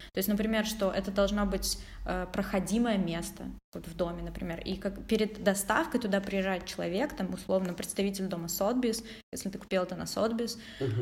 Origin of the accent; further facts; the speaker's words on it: Odesa, Odesa Oblast, Ukraine; мы вместе из Одессы